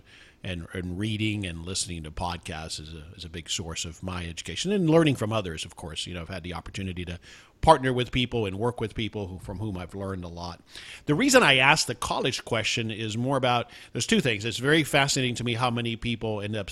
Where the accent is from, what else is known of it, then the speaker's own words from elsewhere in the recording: South Florida, United States; also born or lived in Houston, Texas; now in Dallas-Fort Worth, United States; I was born in Houston, but grew up in South Florida and then came in 89